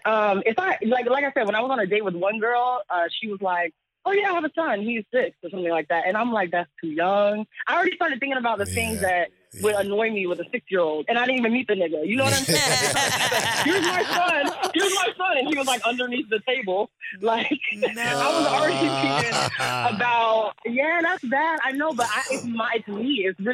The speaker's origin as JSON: {"language": "English", "region": "Florida", "country": "United States", "moved": "yes", "lives_now": "New York, United States", "said": "I'm not even from New York. I'm from Florida"}